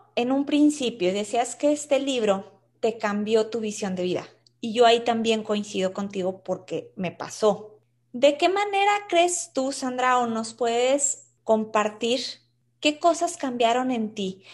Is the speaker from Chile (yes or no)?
no; Mexico; soy mexicana